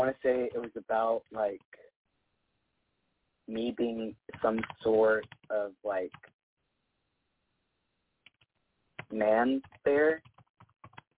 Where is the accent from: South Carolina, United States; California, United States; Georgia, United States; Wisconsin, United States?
Georgia, United States; Rome; moved away; also born or lived in Texas; my hometown, Rome, Georgia